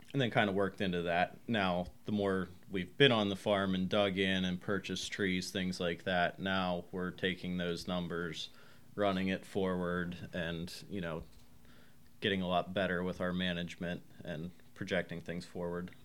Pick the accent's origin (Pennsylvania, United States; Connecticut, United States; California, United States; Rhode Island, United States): Pennsylvania, United States; Somerset County; moved away as an adult; also born or lived in Pittsburgh; now in Huntingdon, United States; I grew up in Somerset County